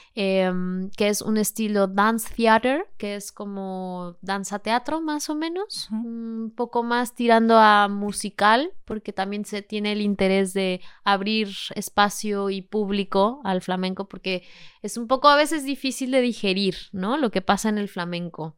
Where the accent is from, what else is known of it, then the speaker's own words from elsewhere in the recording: Mexico City, Mexico; moved away as an adult; now in Seville, Spain; Vengo de la Ciudad de México. Yo soy mexicana y vivo en Sevilla